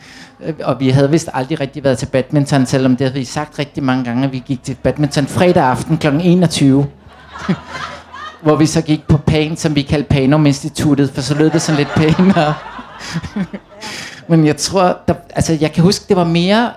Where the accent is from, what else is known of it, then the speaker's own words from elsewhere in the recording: Copenhagen, Capital Region of Denmark, Denmark; gik rundt ude på Amager, ude i Reberbængade, hvor jeg voksede op